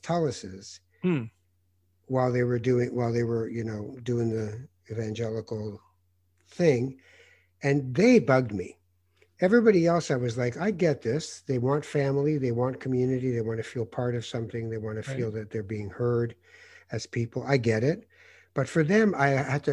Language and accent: English; Tangier, Tanger-Tetouan-Al Hoceima, Morocco; moved away; I was born in Tangiers in Morocco. I'm from North Africa